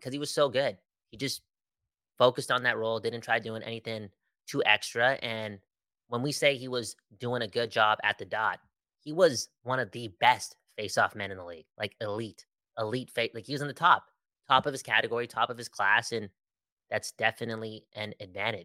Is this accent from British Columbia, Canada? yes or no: yes; Surrey, British Columbia, Canada; Growing up in Surrey, real Canadian superstore